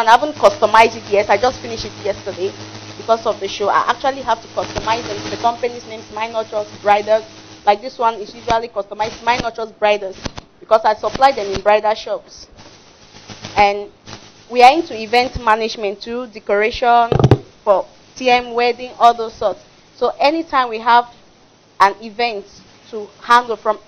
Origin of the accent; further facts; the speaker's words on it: Cameroon; English is a second language; now in Nigeria; I'm a French Cameroonian, to be precise, and by birth, and I'm a Nigerian by marriage.